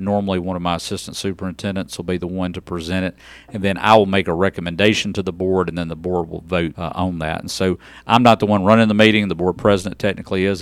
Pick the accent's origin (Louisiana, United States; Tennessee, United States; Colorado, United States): Tennessee, United States; Humboldt; moved away as an adult; also born or lived in Memphis, Tennessee / Mississippi; I'm originally from Humboldt, Tennessee, uh, just outside of Jackson, Tennessee, and, uh, went to high school there